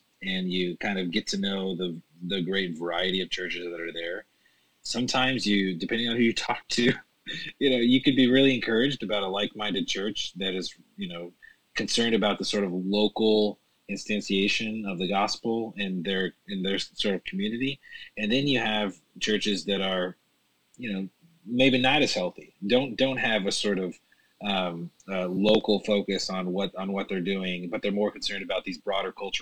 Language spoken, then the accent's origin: English; the South, United States; moved away; I'm from the South originally